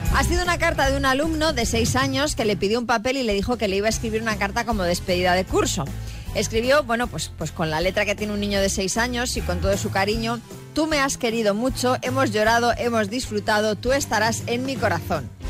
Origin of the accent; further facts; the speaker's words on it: Argentina; now in Alicante, Spain; Somos de origen argentino